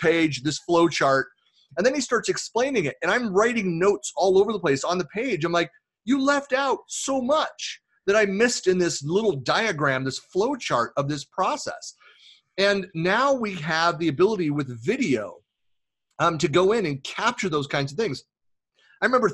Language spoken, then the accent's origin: English; Bay Area, California, United States; moved away as an adult; also born or lived in Oakland / Lake Tahoe; I was born in Oakland, raised in the Bay Area. We left California in 2004